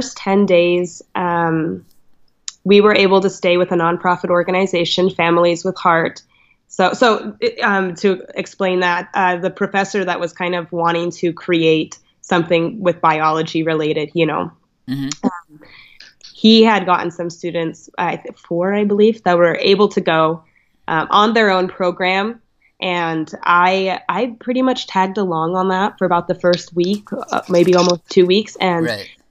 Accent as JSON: {"language": "English", "region": "Montana", "country": "United States", "said": "I'm from Montana."}